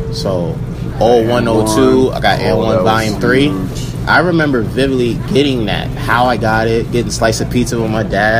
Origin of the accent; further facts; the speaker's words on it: Yonkers, New York, United States; I grew up in Yonkers on the south side.